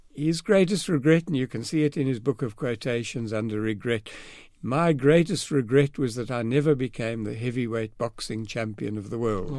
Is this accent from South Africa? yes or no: yes; East London, Eastern Cape, South Africa; also born or lived in Southgate, London, United Kingdom; I was born in Southgate, North London, and grew up in East London, South Africa